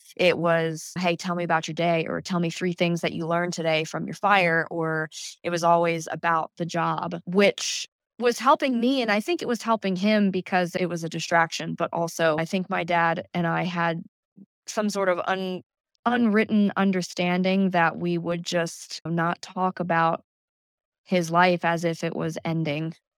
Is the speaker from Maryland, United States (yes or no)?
yes; Calvert County, Southern Maryland, United States; also born or lived in Prince George's County, Maryland / Virginia; technically I was born there, yes, but I grew up in Southern Maryland in Calvert County